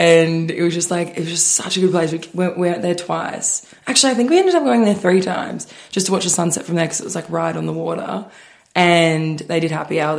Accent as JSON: {"language": "English", "country": "Australia", "said": "I'm from Australia."}